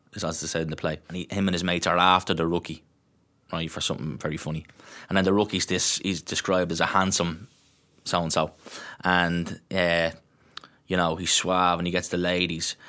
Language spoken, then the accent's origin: English; Dublin, Leinster, Ireland; I'm from Tala, I'm from Glenview